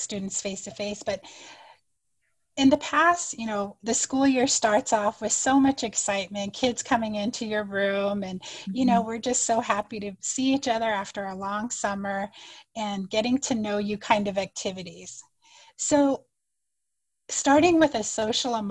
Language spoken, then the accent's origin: English; United States; first language Navajo; English is a second language; now in Arizona, United States; I'm going to introduce myself in my native language first and then in English. So I introduced myself in Navajo to make a connection to other Diné people